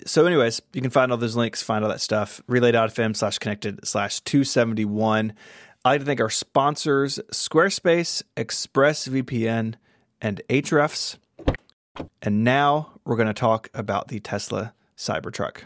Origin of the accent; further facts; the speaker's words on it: the South, United States; I'm from the South